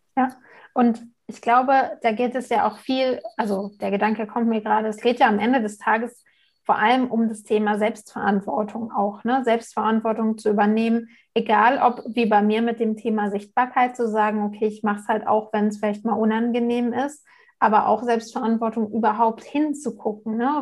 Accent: Germany; hier bei uns in Deutschland

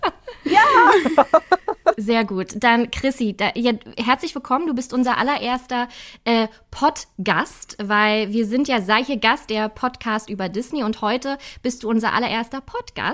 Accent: Berlin, Germany; wir sind gebürtige Berliner, deswegen kennen wir einfach unsere Stadt.

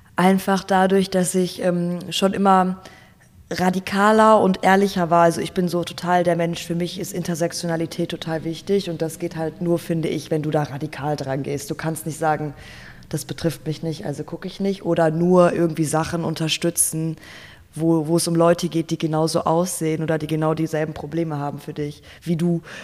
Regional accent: Gelsenkirchen, North Rhine-Westphalia, Germany; moved away as an adult; now in Berlin, Germany; geboren und aufgewachsen in Gelsenkirchen, Nordrhein-Westfalen

